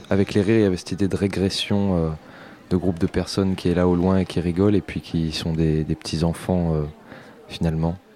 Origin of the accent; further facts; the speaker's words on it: Auvergne-Rhône-Alpes, France; on est auvergnat, ou on l'est pas.